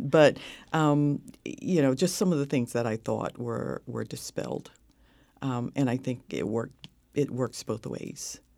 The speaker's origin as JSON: {"language": "English", "region": "North Carolina", "country": "United States", "tie": "born or raised there", "said": "growing up in North Carolina um, in the segregated South in the 50s."}